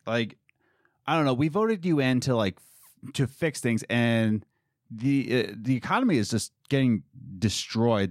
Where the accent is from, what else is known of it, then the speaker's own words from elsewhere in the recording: United States; as American